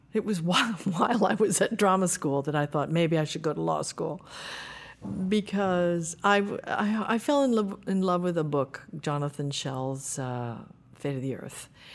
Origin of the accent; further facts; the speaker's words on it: New Jersey, United States; I was born in New Jersey